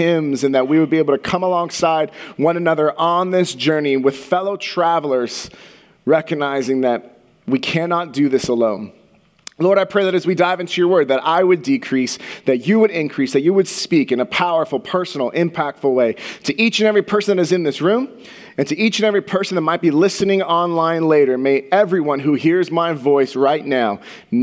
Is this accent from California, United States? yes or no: yes; Santa Clara, California, United States; I grew up in the Bay Area, in Santa Clara, which is a little bit south of San Francisco